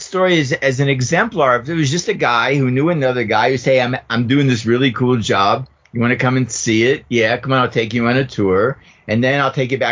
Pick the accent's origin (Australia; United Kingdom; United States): United States; Pittsburgh, Pennsylvania; moved away; from Pittsburgh